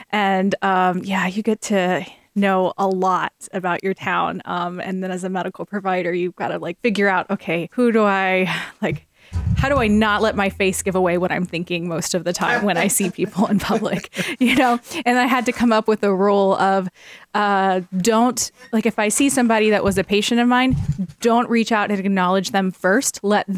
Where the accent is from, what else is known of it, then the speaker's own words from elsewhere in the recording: Florida, United States; also born or lived in Ridgecrest, California; now in Iowa, United States; I grew up in Florida, so we had hurricanes there. And then I moved to California